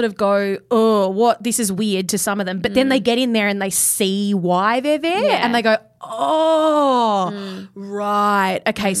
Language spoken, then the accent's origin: English; Perth, Western Australia, Australia; moved away; I'm from Perth.